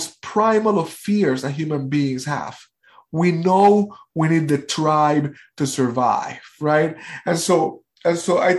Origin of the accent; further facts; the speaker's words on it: Puerto Rico; I am from Puerto Rico.